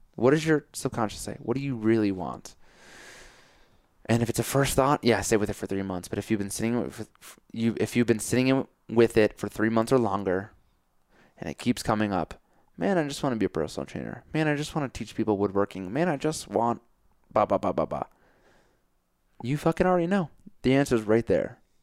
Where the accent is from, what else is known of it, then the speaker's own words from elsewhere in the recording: Connecticut, United States; moved away as an adult; also born or lived in New York City; now in Colorado, United States; I grew up in Connecticut, but I live in New York City.